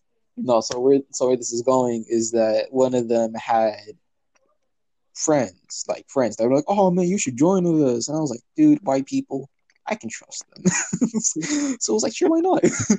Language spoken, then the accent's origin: English; Los Angeles, California, United States; I came from Los Angeles.